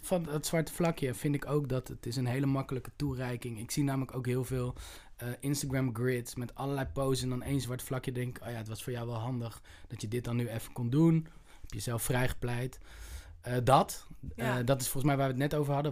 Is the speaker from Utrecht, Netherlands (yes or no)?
yes; Utrecht, Netherlands; ik kom uit Utrecht